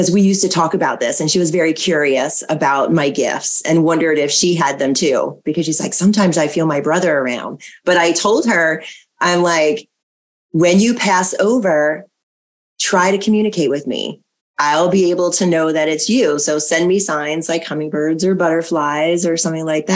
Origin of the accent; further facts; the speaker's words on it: Maryland, United States; the house that I grew up in Maryland